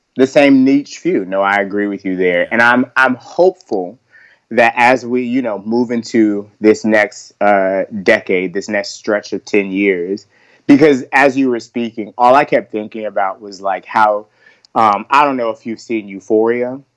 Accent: the South, United States; also born or lived in New York; I was born in New York. So like I'm all about like the New York mindset. I was raised down south. So I have that southern vibe also.

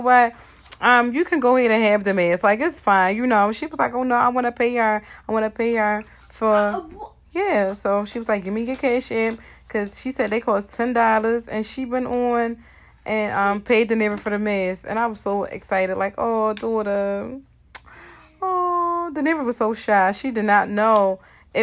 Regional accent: Baltimore, Maryland, United States; I was born and raised in Baltimore

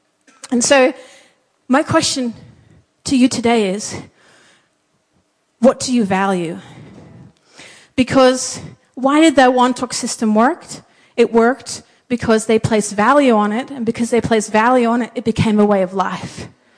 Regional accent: Papua New Guinea; What most of you guys might not know is I grew up in Papua New Guinea as a missionary kid.

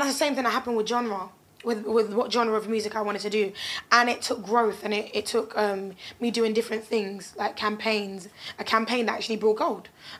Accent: London, United Kingdom; as a Londoner at the same time, I just can't allow it, you know?

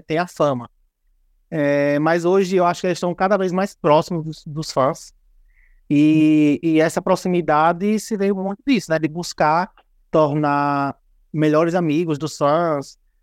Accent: Brazil; a gente é brasileiro

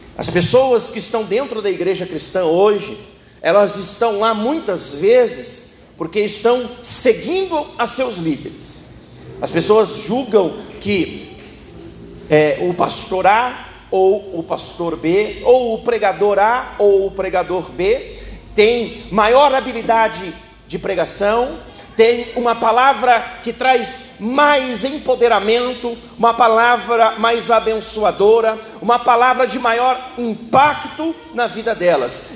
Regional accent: Brazil; nós brasileiros

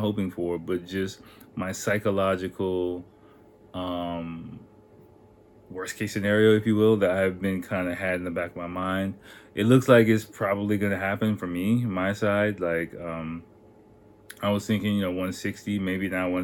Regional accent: United States; I'm American

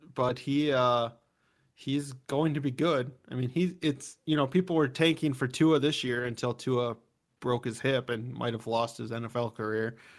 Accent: Minnesota, United States; I'm a Minnesotan, not a Wisconsinite

